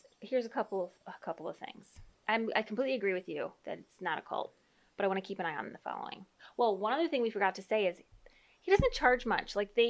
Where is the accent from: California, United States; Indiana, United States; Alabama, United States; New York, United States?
Indiana, United States; I'm an Indiana girl.